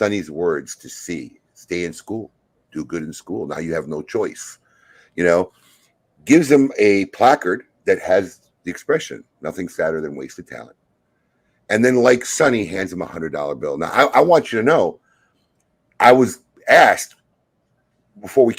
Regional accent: Chicago, Illinois, United States; I grew up in Chicago. I grew up watching Michael play on the court

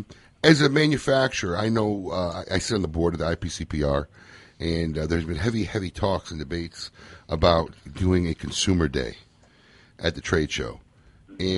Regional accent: Niles, Illinois, United States; I grew up in Niles.

